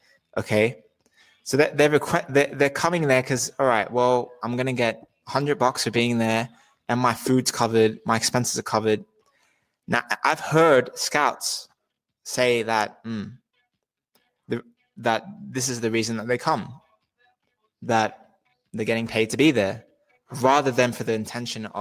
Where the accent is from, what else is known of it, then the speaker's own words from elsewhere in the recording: Australia; I'm Australian